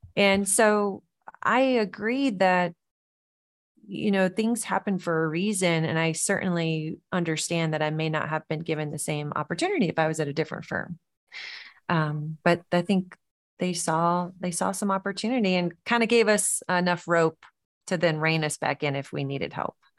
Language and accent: English; the South, United States; growing up in the South, I think that sense of hospitality was always ingrained in, in our upbringing, our culture